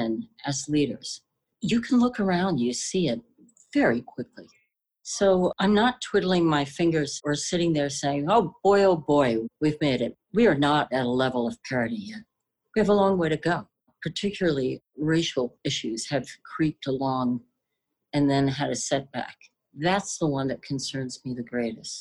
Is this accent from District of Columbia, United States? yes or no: yes; Washington, District of Columbia, United States; I'm originally from China, but I was born in Washington, D.C